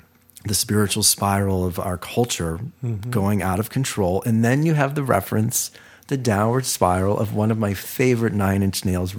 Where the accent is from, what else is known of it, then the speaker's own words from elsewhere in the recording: Ohio, United States; And he's from Ohio, and I'm from Ohio.